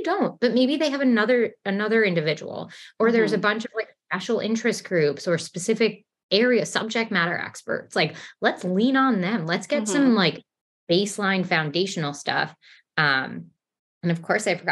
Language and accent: English; New York City, New York, United States; accent: New York; also born or lived in Texas; even though I'm from New York, I've lived in New York almost my entire life, except for living in Texas